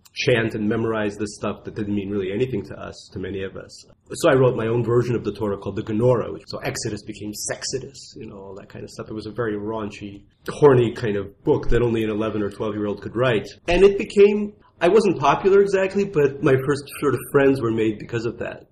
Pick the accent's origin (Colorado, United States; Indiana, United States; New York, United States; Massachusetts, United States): New York, United States; New York City; born or raised there; accent: Russian accent; also born or lived in Russia